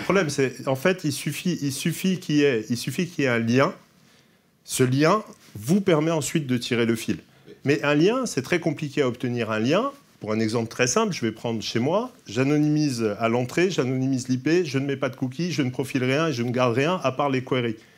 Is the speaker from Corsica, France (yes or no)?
yes; Corsica, France; Je suis corse